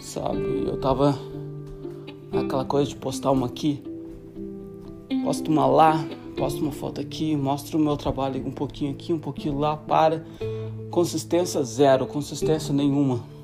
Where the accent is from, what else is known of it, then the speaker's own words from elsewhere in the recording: Santa Catarina, Brazil; moved away as an adult; Sou de Santa Catarina, Brasil, e tô há dois, dois meses, dois, dois, três meses de completar sete anos fora do Brasil.